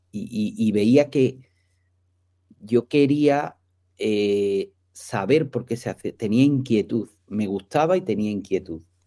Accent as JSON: {"language": "Spanish", "town": "Marbella", "region": "Andalusia", "country": "Spain", "said": "soy de Marbella, que allí hay muchísimos campos de golf"}